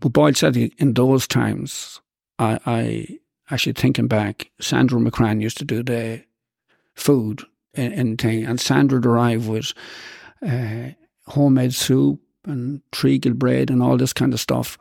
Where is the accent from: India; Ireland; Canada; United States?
Ireland; Boyle, Connacht; we were growing up in Saint Ronan's